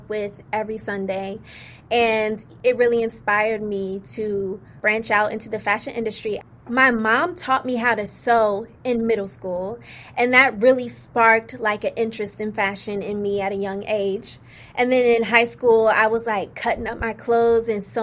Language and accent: English; Virginia, United States; also born or lived in Indiana; I was born in Indiana, but raised in Virginia, which I'm so proud to be from Virginia.